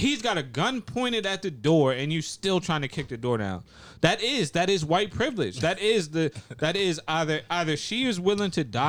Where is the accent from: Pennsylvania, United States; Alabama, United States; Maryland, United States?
Maryland, United States; Baltimore; I grew up in Baltimore, Maryland.